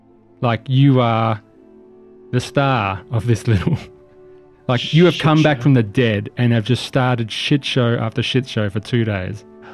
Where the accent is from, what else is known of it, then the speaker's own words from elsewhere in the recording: Australia; We're Australian.